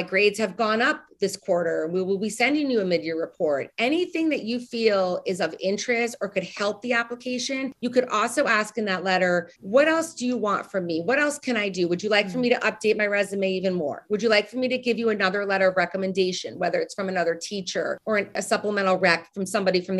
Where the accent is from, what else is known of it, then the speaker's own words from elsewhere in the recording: New York, United States; moved away as an adult; also born or lived in Nashville, Tennessee / Chicago; I'm from New York.